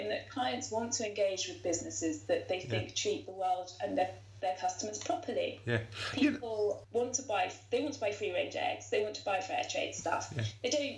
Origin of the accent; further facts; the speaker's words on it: Surrey, South East England, United Kingdom; I am from Surrey. I am actually quite well spoken